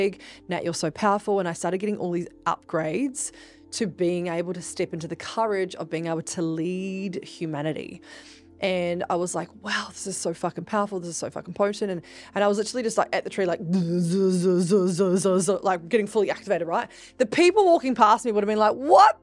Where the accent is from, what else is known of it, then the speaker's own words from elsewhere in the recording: New Zealand; I'm actually from New Zealand, and I am from a tribe called Ngā Tahu